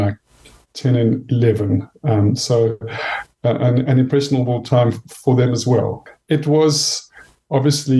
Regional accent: South Africa; I grew up in South Africa, as you can hear from my accent

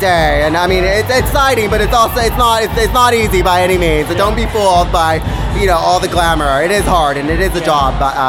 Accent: Los Angeles, California, United States; moved away as an adult; now in London, United Kingdom; I'm from Los Angeles, California, and now living in London.

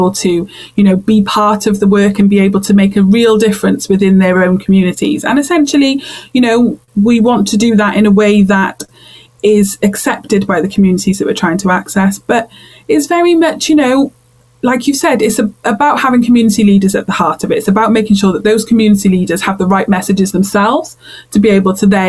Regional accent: Cardiff, Wales, United Kingdom; moved away as an adult; also born or lived in Brighton; now in Bristol, United Kingdom; I am originally a Cardiff girl, Cardiff born and Cardiff bred

